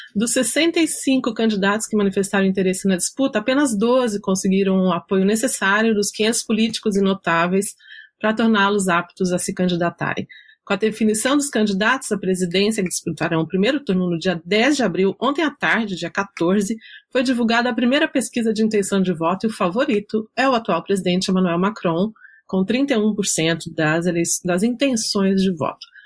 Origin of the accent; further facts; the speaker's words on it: Minas Gerais, Brazil; sou mineira